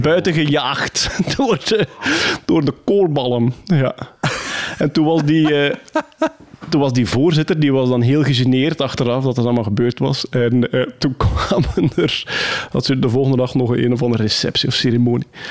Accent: Wachtebeke, Flanders, Belgium; Opgegroeid in Wachtenbeek, plattelandsdorp.

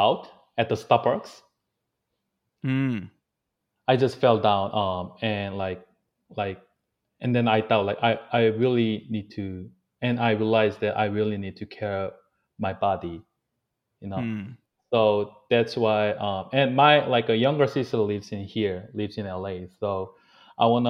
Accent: South Korea; also born or lived in New York, United States; now in Los Angeles, United States; I used to grow up in Korea

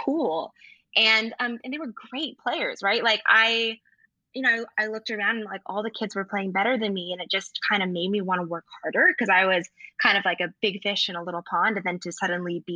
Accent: Lincoln, Nebraska, United States; I'm from Lincoln, Nebraska, and I grew up in a really, in a predominantly white area

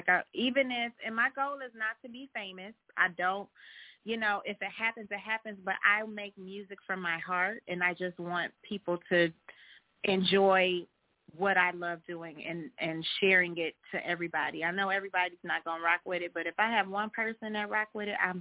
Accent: Cleveland, Ohio, United States; I'm from Cleveland

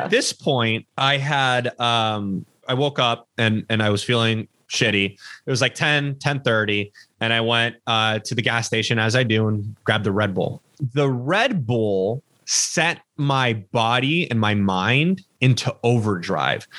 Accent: Los Angeles, California, United States; born or raised there

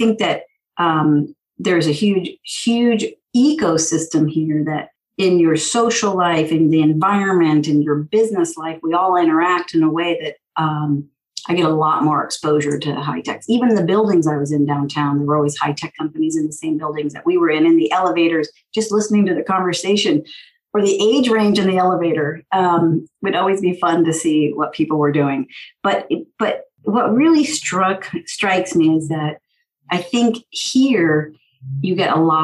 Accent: San Francisco, California, United States; I'm from San Francisco

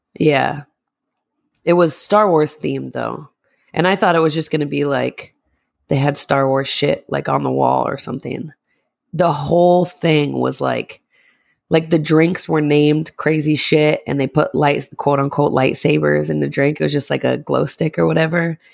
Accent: Northeast, United States; we're from the Northeast

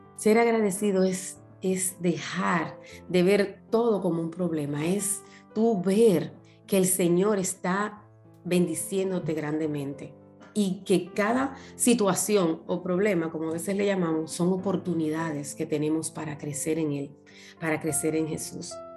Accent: Dominican Republic; moved away as an adult; also born or lived in Punta Cana; yo trabajaba para el grupo Capcana, las que viven en mi país conocen

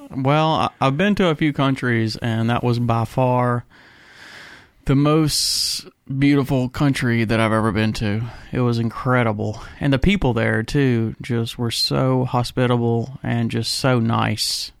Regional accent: United States; being an American

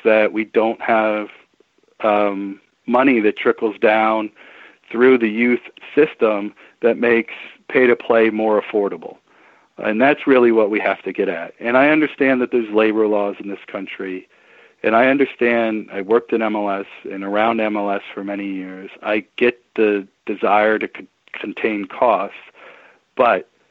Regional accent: Williamsport, Pennsylvania, United States; I played Little League baseball starting when I was a little kid growing up in Williamsport, Pennsylvania

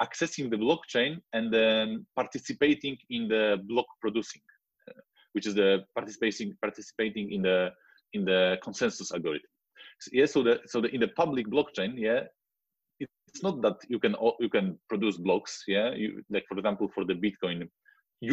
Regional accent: Wrocław, Lower Silesian Voivodeship, Poland; I am from Poland. Yeah, from Wrocław, which is a city near south west border

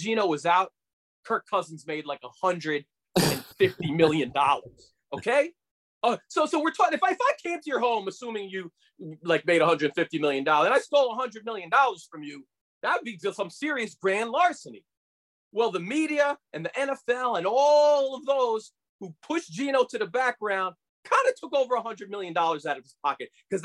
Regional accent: New York City, New York, United States; I grew up in New York City.

